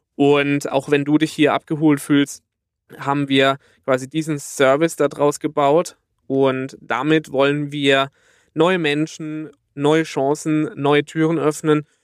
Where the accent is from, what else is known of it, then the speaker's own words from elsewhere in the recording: near Karlsruhe, Baden-Württemberg, Germany; accent: Baden (badisch); komme aus der Nähe von Karlsruhe, wie man unschwer an meinem wunderbaren badischen Dialekt erkennen kann.